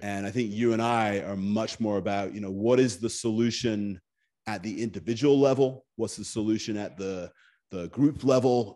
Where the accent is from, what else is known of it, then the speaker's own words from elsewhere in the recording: Scotland, United Kingdom; moved away as an adult; also born or lived in Japan; I grew up in Scotland.